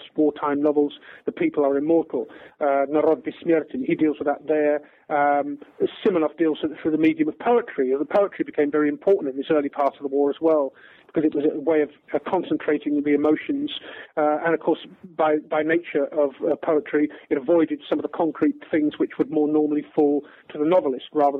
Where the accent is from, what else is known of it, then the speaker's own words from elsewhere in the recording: England, United Kingdom; I'm English